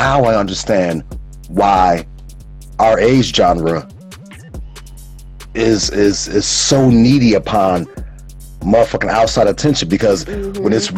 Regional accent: Calumet Park, Illinois, United States; also born or lived in Lynwood, Illinois; My mommy wound up moving us away from Cal Park. Mm-hmm. 127th and Carpenter

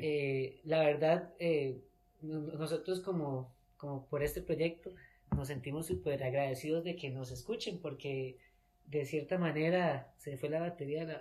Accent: Costa Rica; yo nací en Costa Rica, viví toda mi vida en Costa Rica

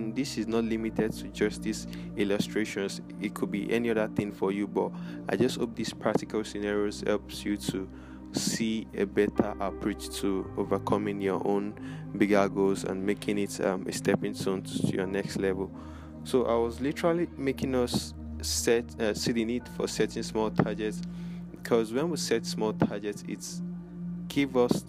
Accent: Lagos, Nigeria; here in my hometown, Lagos, Nigeria

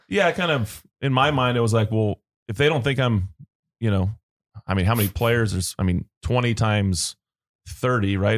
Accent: Long Beach, California, United States; I grew up in Long Beach

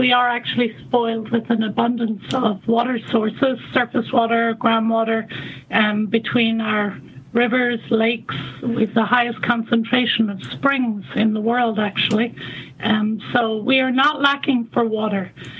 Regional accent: Ireland; now in United States; Well, you can probably tell from my accent that I'm not from the U.S. I'm actually Irish, and I graduated from a university in Northern Ireland with a degree in environmental science in the late 80s.

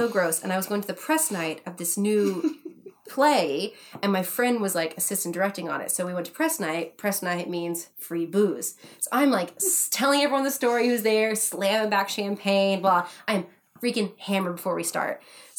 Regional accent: England, United Kingdom; accent: English; This is why I was seen for it, was because of my English accent.

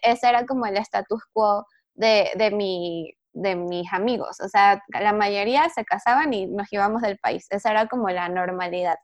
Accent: Venezuela; moved away as an adult; now in Mexico City, Mexico; soy venezolana, este, de nacimiento. Ya tengo cuatro años aquí en México, en la Ciudad de México específicamente. Estudié comunicación social en Venezuela

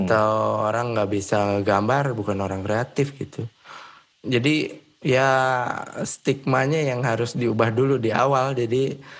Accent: Bogor, West Java, Indonesia; moved away as an adult; also born or lived in Bandung; gue dari Bogor

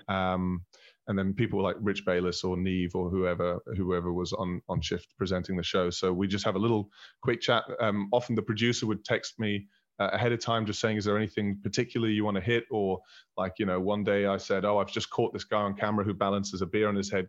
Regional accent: Berlin, Germany; moved away as an adult; also born or lived in Scotland / Manchester; I was born in Berlin. I was raised in Berlin.

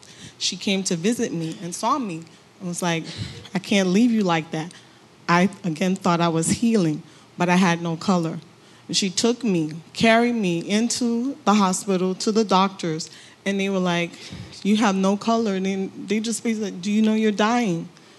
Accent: Florida, United States; I'm from Florida.

